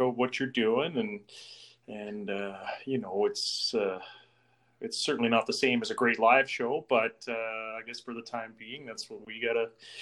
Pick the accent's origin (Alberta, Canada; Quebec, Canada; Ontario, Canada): Alberta, Canada; Northeast; I'm from Northeast Alberta